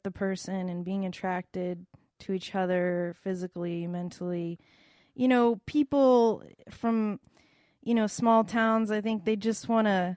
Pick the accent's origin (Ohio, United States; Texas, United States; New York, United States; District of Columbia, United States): Texas, United States; Houston; now in Los Angeles, United States; I'm a girl from Texas